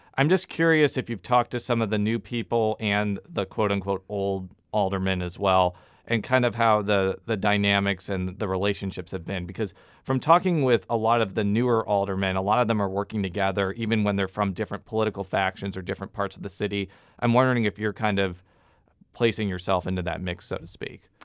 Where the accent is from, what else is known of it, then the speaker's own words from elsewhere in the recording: Illinois, United States; also born or lived in Columbia, Missouri; now in St. Louis, United States; I'm from Illinois, too